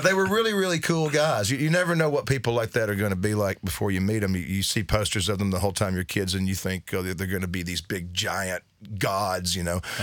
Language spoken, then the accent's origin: English; United States; we grew up in East Tennessee and North Carolina